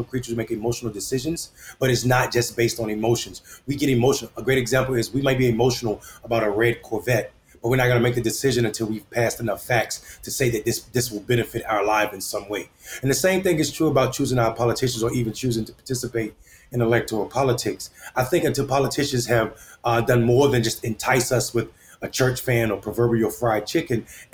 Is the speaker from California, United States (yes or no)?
no; Enfield, North Carolina, United States; I'm running for mayor of my hometown, Enfield, North Carolina